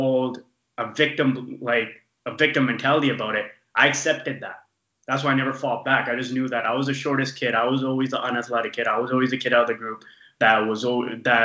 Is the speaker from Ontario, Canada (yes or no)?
no; small town in British Columbia, Canada; We moved up to a small town up in it's like 7 hours from from Vancouver, up north